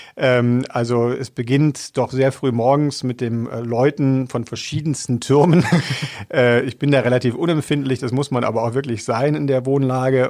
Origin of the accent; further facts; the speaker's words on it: Rhineland, Germany; moved away as an adult; now in Augsburg, Germany; Ich bin ja im Rheinland groß geworden